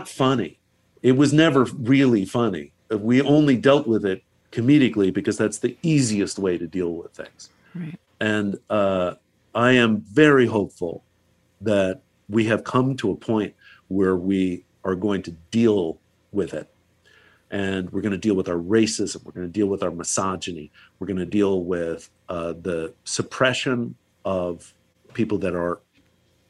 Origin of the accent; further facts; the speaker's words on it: Virginia, United States; now in Los Angeles, United States; my home state of Virginia.